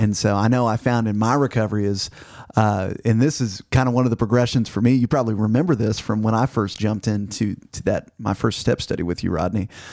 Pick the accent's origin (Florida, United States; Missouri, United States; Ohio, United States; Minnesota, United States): Missouri, United States; now in Arkansas, United States; Growing up in Missouri